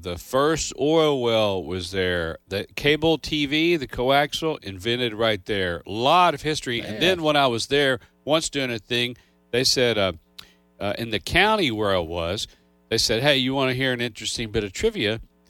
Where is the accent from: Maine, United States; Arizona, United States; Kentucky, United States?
Kentucky, United States; moved away; I grew up in Kentucky